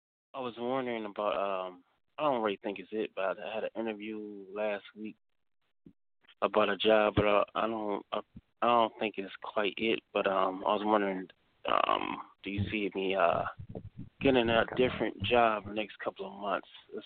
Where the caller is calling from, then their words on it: Cleveland, Ohio, United States; calling from Cleveland, Ohio.